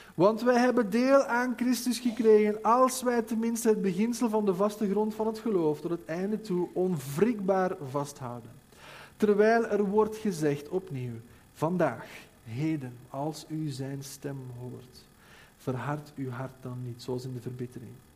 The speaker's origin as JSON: {"language": "Dutch", "country": "Belgium", "said": "wij als België"}